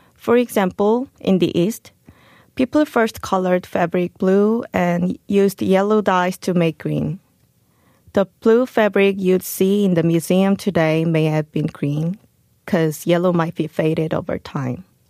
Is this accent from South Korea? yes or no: yes; South Korea; moved away as an adult; also born or lived in Chicago, United States; I was an ordinary Korean girl who was born and raised in Korea